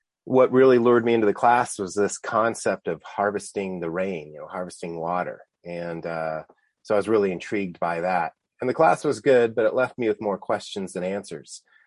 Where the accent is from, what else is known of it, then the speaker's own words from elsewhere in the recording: Tucson, Arizona, United States; I grew up here in Tucson